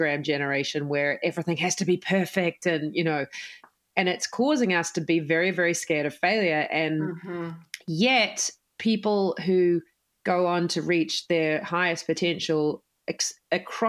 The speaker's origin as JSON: {"language": "English", "country": "New Zealand", "moved": "as an adult", "lives_now": "United States", "said": "I'm, as you can tell from my accent, I am from New Zealand, even though I'm now an American citizen"}